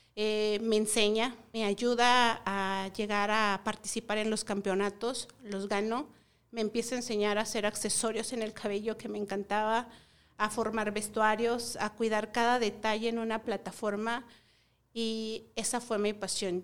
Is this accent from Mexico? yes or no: yes; Tlaxcala, Mexico; venimos de Tlaxcala, del estado de Tlaxcala.